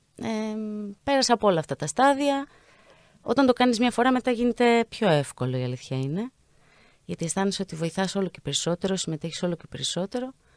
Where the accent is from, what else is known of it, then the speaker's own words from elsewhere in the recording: Greece; σαν Έλληνες